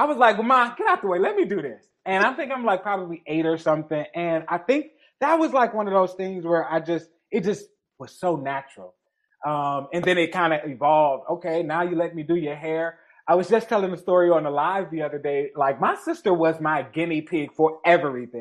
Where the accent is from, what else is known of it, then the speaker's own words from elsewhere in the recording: Detroit, Michigan, United States; I'm from the Jeffrey Projects of Detroit. I literally grew up. We were the poorest people in the project.